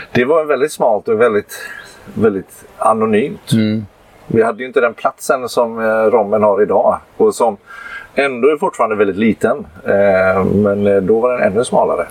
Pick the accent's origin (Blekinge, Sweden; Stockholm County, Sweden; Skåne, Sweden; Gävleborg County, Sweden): Gävleborg County, Sweden; Gävle; also born or lived in Halmstad; now in Varberg, Sweden; jag kommer egentligen från Gävle och bor i Varberg